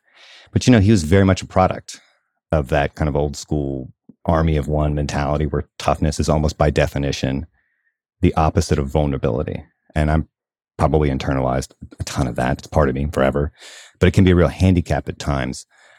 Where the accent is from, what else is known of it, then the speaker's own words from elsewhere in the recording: the South, United States; partly because of where I grew up in the South, how I grew up.